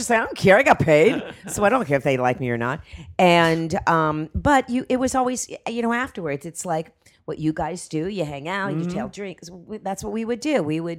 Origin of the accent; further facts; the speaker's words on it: Miami, Florida, United States; Well, when I was raised in Miami.